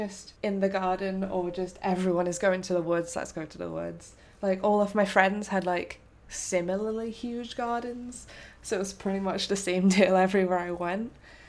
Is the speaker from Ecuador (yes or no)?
no; St Albans, East of England, United Kingdom; I grew up in a pretty small city. It's only a city in a sense it's got a cathedral.